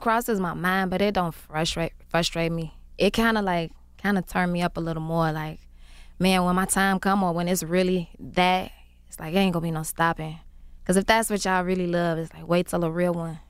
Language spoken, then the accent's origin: English; Chicago, Illinois, United States; I've been making music for a long time. I'm from Chicago